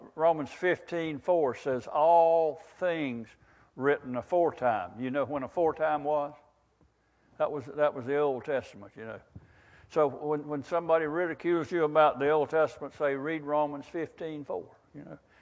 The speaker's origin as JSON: {"language": "English", "area": "Wakulla County", "region": "Florida", "country": "United States", "tie": "born or raised there", "said": "I've lived in Wakulla County all my life"}